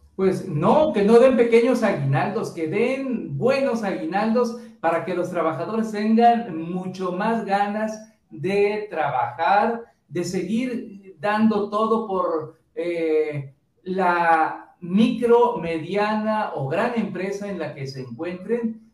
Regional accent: Mexico; nuestro país

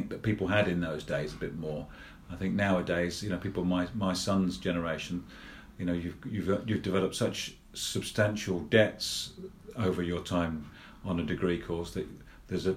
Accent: Luton, East of England, United Kingdom; now in Blaby, United Kingdom; I grew up in Luton, in Bedfordshire

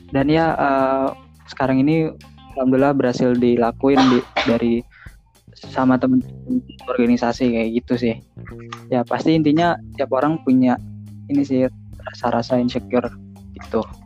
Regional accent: Tangerang, Banten, Indonesia; asalnya Tangerang sebenarnya cuman keluarga semua dari Jawa

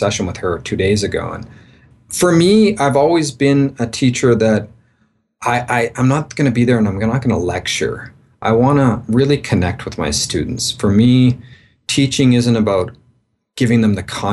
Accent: Victoria, British Columbia, Canada; moved away as an adult; also born or lived in east coast of Canada / Seattle, United States; now in Mexico; So I'm a Canadian. I grew up in Victoria, British Columbia, born and pretty well raised all my life there.

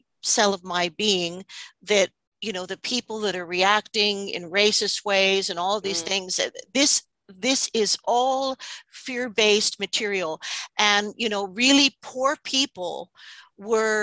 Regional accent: New York City, New York, United States; I'm going to speak as an American for a moment. I'm from New York City

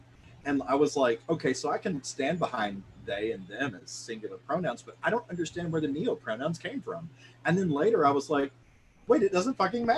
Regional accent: the South, United States; accent: southern; I was raised in the South in one of those like televangelist style Pentecostal churches

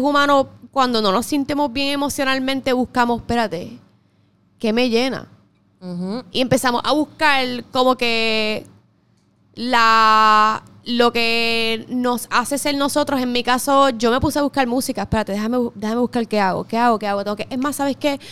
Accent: Puerto Rico; como todo puertorriqueño patriota al fin

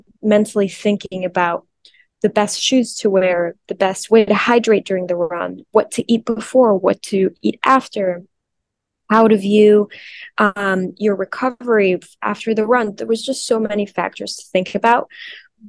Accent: Mexico; I'm from Mexico, and there's a special connection between, I think, spirituality and my culture and my background being Mexican.

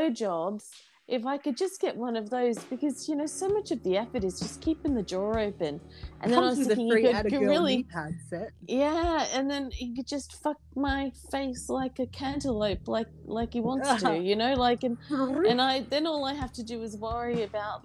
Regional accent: Brisbane, Queensland, Australia; my hometown

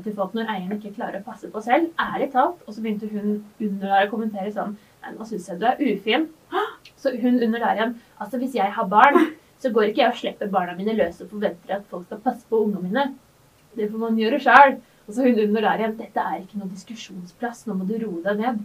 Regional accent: Gjerdrum, Akershus, Norway; jeg kommer fra Gjerdrum, en mm. veldig liten bygd

